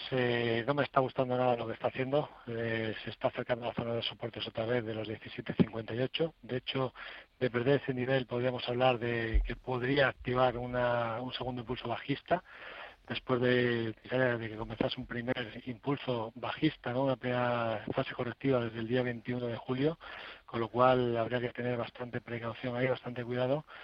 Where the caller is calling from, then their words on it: Madrid, Community of Madrid, Spain; de Madrid.